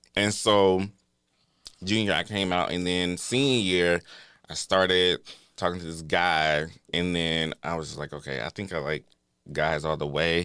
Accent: Atlanta, Georgia, United States; I'm here from Atlanta, Georgia

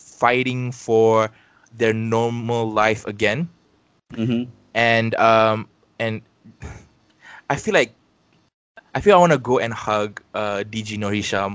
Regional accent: Malaysia; us as Malaysian citizens

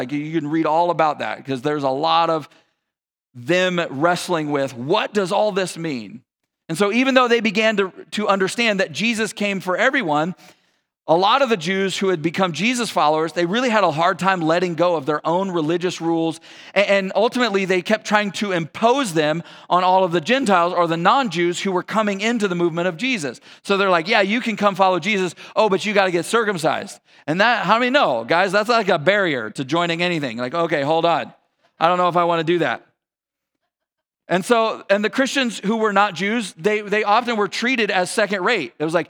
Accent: Texas, United States; born there; I was born and raised in Texas, or I wasn't raised in Texas, I was born in Texas, grew up, spent a little time there.

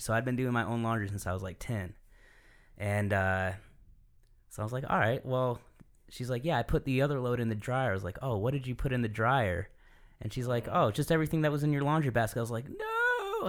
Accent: Michigan, United States; moved away; I'm from Michigan

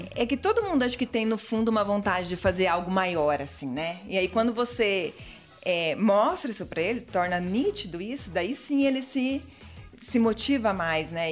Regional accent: Mato Grosso do Sul, Brazil; moved away as an adult; now in Chapecó, Brazil; E eu vim do Mato Grosso do Sul, sou pantaneira.

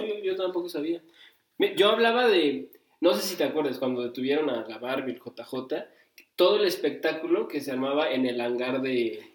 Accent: Cuernavaca, Morelos, Mexico; por qué a Cuernavaca, por qué a mi ciudad

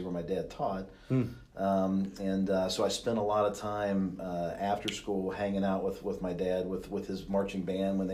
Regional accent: Kentucky, United States; I grew up in Kentucky

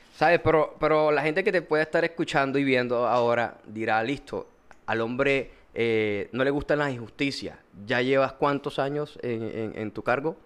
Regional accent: Montería, Córdoba, Colombia; also born or lived in Cartagena; vivo en Montería. Soy monteriano

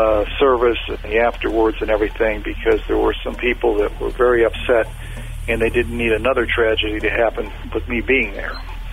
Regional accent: Daytona Beach, Florida, United States; And I went up to a woman, and I told her that who I was, and I was from Daytona Beach.

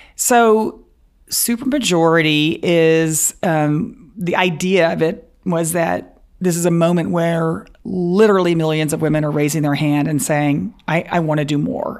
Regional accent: Dallas, Texas, United States; also born or lived in Waco, Texas; We, we grew up in Dallas.

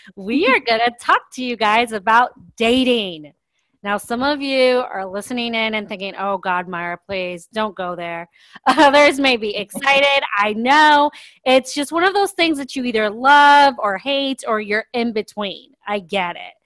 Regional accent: Miami, Florida, United States; moved away as an adult; also born or lived in Sao Paulo, Brazil / London, United Kingdom / Grand Cayman, Cayman Islands; now in Atlanta, United States; I grew up mostly in Miami, Florida. I did live in London and Grand Cayman as a child, but mostly it was in Miami.

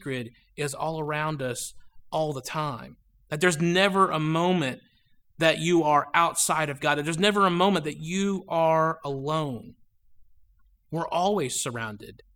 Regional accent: Georgia, United States; I was growing up in Georgia, and anybody related to me lives either in Ohio or Pennsylvania

